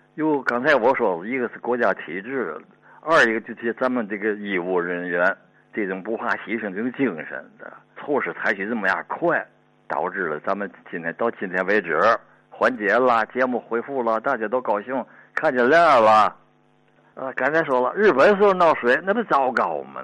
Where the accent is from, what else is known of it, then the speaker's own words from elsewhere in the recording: Tianjin, China; 我小的时候是在那个四十年代吧。那黄虫，天津